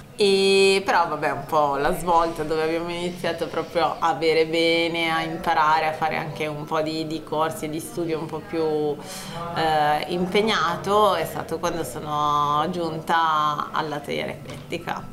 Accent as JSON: {"language": "Italian", "town": "Vercelli", "region": "Piedmont", "country": "Italy", "said": "io sono di Vercelli"}